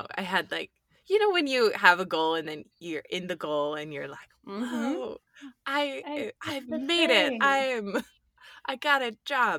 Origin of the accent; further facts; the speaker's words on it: Michigan, United States; I'm originally from Michigan.